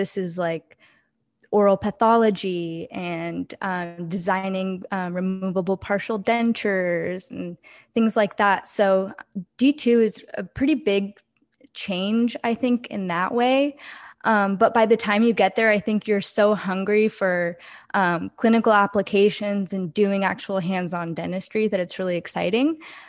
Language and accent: English; Oregon, United States; because I'm from Oregon. So okay. I went to Portland State in Oregon, lived there most of my life.